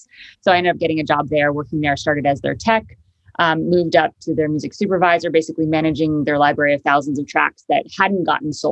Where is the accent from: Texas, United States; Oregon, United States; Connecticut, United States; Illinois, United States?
Connecticut, United States; born or raised there; moved away as an adult; also born or lived in upstate New York / Harlem, New York; now in Hudson Valley, United States